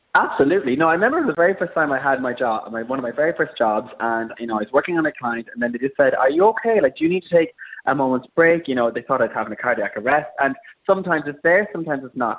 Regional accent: Ireland; moved away as an adult; also born or lived in Abbeyleix, County Laois, Ireland; now in London, United Kingdom; I'm an Irish freelance makeup artist

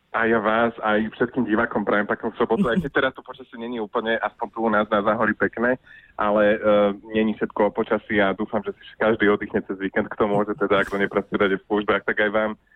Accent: Orava, Žilina Region, Slovakia; u nás na Orave sinter znamená taký akože dvojník

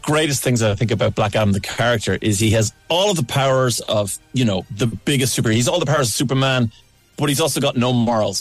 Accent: Ireland; as an Irishman

